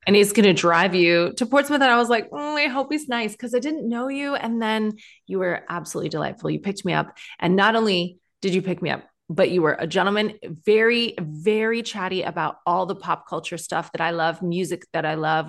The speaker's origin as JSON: {"language": "English", "country": "Canada", "tie": "born or raised there", "also_born_or_lived": "Ireland (ancestry)", "moved": "as an adult", "lives_now": "United Kingdom", "said": "when you are, uh, Celtic skinned like me, but grew up in Canada"}